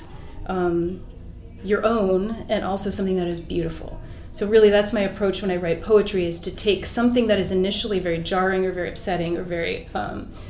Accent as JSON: {"language": "English", "town": "Cincinnati", "region": "Ohio", "country": "United States", "tie": "born or raised there", "said": "growing up in Cincinnati"}